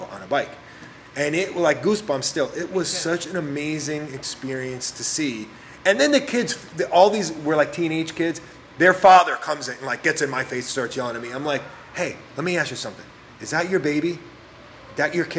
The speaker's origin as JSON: {"language": "English", "region": "New York", "country": "United States", "also_born_or_lived": "Miami Beach", "moved": "yes", "lives_now": "Key West, United States", "said": "I'm from New York"}